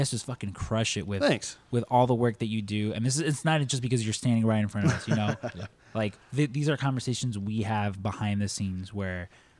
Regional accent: Mexico; I'm Mexican

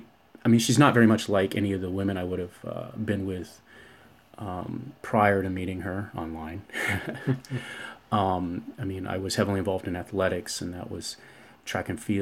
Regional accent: Winters, California, United States; I spent some time in my teen years living in a community called Winters, California

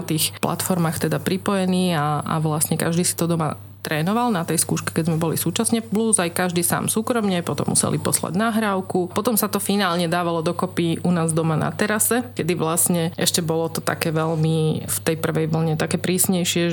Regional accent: Trnava, Trnava Region, Slovakia; ja som vyrastala, narodila som sa v Trnave a tu pôsobím.

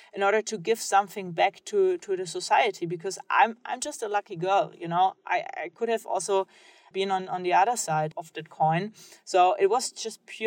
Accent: Germany; I grew up in Germany

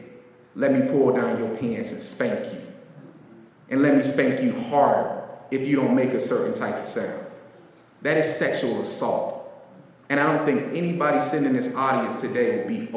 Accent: Pine Hills, Florida, United States; I grew up in the South. I grew up in Florida in a place called Pine Hills, aka Crime Hills.

